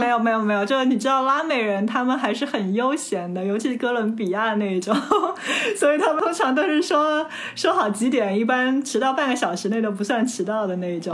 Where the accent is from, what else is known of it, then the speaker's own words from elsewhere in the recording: China; 我中国来的，我是中国人